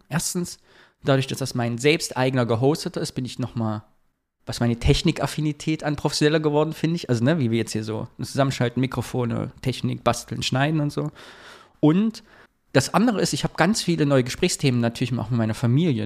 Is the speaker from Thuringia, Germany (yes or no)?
yes; Thuringia, Germany; moved away; ich habe ja immer noch die Fantasie, mal nach Thüringen zurückzugehen